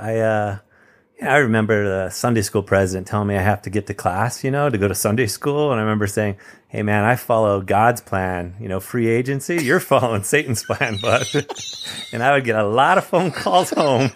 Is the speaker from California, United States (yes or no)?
yes; Campbell, California, United States; I grew up in Campbell, California, which is just a few minutes away from you in San Jose